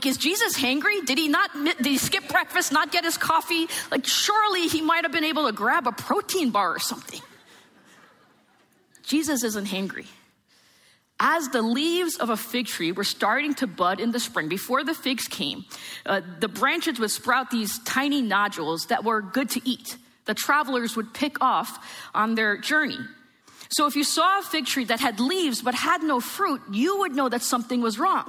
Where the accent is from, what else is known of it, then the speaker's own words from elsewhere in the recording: New Jersey, United States; I am from New Jersey.